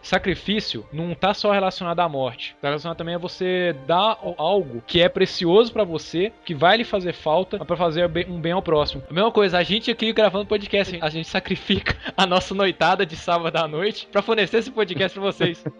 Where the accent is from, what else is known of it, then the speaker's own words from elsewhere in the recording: Brazil; nós somos brasileiros